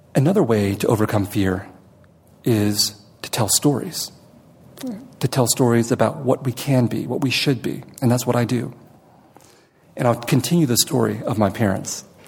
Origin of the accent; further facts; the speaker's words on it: San Jose, California, United States; also born or lived in Vietnam; I'm from San Jose